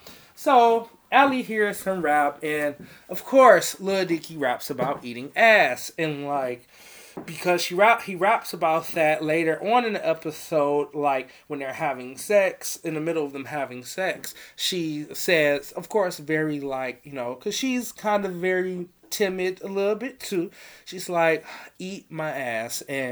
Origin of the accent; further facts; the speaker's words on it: Chicago, Illinois, United States; born there; I was born in Southside Chicago with his shameless ass.